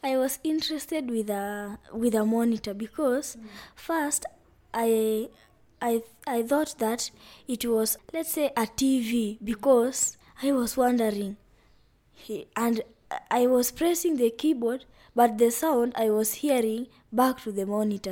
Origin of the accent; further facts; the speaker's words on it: Vihiga County, Kenya; I come from Vihiga County in western region of Kenya